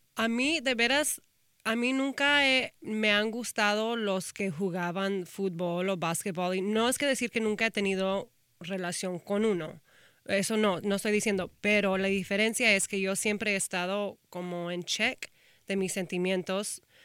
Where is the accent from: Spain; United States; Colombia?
United States; Austin, Texas; moved away; also born or lived in Houston; soy de Austin